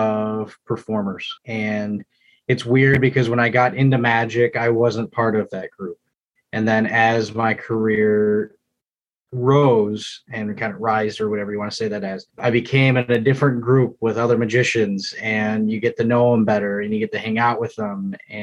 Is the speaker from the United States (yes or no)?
yes; South Lyon, Michigan, United States; Born and raised in South Lyon, Michigan, so about an hour south of here.